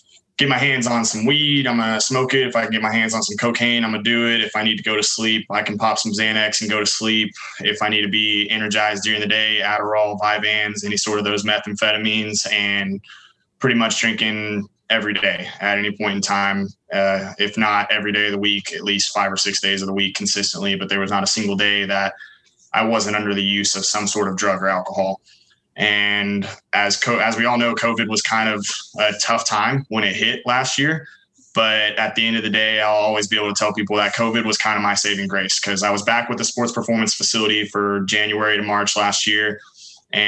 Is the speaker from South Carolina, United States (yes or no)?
no; Dallas, Texas, United States; I was born and raised in the Dallas, Texas area, kind of in the northern towns, Carrollton, Denton, Louisville, Flower Mound